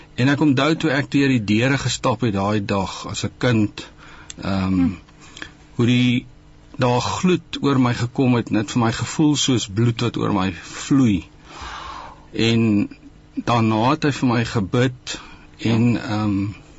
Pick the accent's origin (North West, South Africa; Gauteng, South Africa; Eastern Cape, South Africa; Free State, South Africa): Free State, South Africa; Koppies; also born or lived in George; ek het in Koppies groot geraak, gebore in George